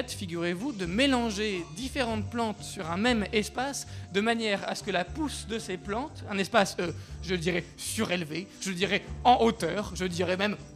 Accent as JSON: {"language": "French", "town": "Paris", "region": "Île-de-France", "country": "France", "said": "Je veux dire, je suis un Parisien, je suis un urbain"}